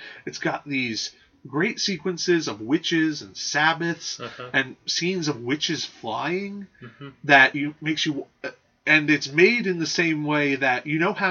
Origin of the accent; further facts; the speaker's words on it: United States; we're American